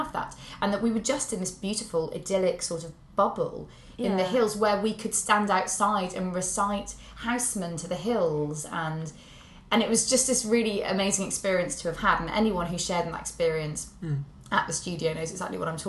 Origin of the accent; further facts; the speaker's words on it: Shropshire, West Midlands, United Kingdom; I'm from Shropshire